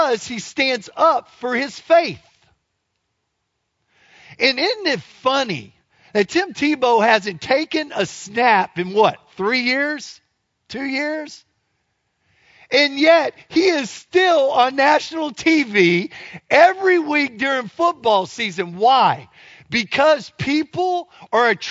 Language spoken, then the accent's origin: English; Louisiana, United States; I am from Louisiana